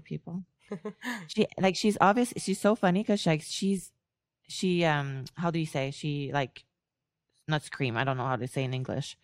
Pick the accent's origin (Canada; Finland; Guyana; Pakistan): Canada; I'm Canadian